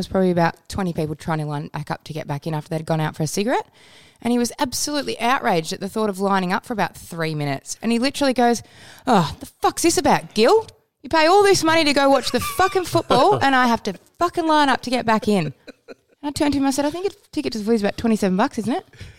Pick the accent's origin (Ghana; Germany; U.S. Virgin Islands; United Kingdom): United Kingdom; now in Australia; I'm British born, so I'm used to being referred to as a whinging pom.